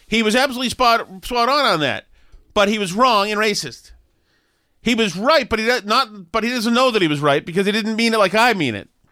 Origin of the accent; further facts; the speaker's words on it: Boston, Massachusetts, United States; when I was growing up in Alston